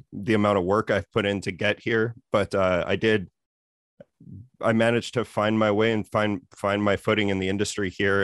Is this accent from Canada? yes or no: yes; Saskatoon, Saskatchewan, Canada; now in Vancouver, Canada; I grew up in Saskatoon. I now live in Vancouver